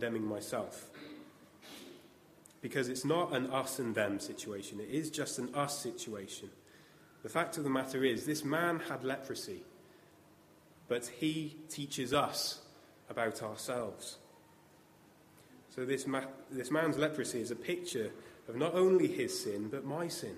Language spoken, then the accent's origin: English; United Kingdom; as we're British